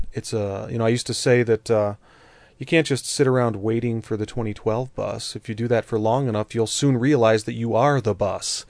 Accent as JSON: {"language": "English", "region": "Colorado", "country": "United States", "said": "here in Colorado, my home state"}